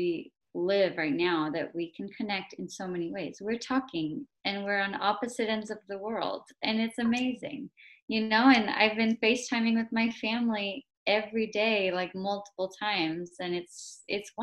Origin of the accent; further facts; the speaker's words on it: Los Angeles area, Southern California, United States; moved away as an adult; also born or lived in New York / Spain; now in Boston, United States; So I'm originally from Southern California, like the Los Angeles area. And I finished all my school there.